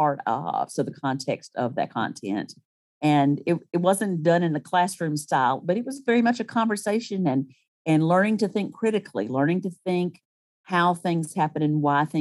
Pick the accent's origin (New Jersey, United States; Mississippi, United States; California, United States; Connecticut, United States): Mississippi, United States; Starkville; also born or lived in Ann Arbor, Michigan / Tuscaloosa, Alabama; So I started school in Starkville